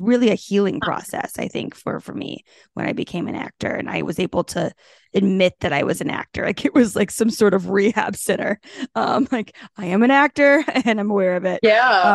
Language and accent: English; Texas, United States; i grew up in texas as the tomboy playing sports